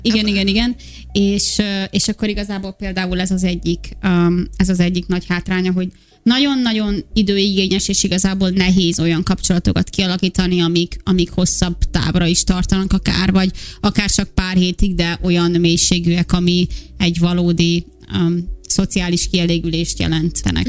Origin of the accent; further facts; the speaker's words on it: Hungary; moved away as an adult; körülbelül 5 éve hagytam el először Magyarországot